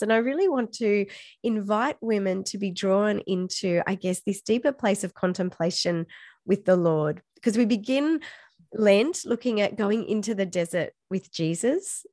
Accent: Australia; also born or lived in far north Queensland; in Australia, we don't think we have an accent

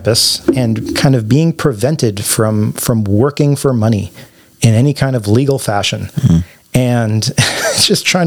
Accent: Canada; moved away as an adult; now in United States; as a Canadian

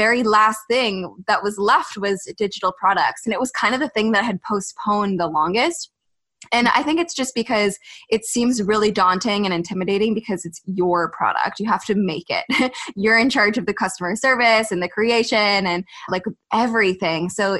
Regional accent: United States; I'm from the States

